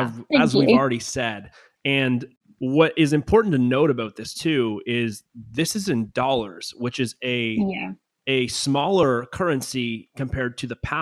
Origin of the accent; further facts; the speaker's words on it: Canada; now in United States; not being an American, I'm from Canada, but living in America now